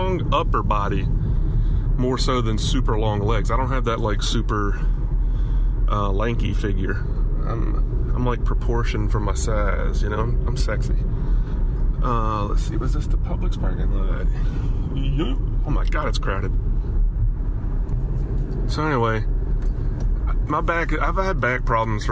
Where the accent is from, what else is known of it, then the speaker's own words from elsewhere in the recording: Alabama, United States; now in Miami, United States; growing up in Alabama